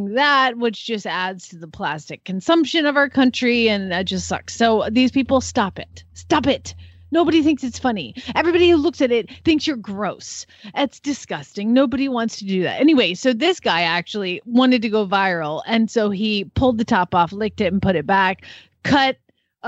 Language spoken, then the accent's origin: English; Atlanta, Georgia, United States; my hometown of Atlanta, Georgia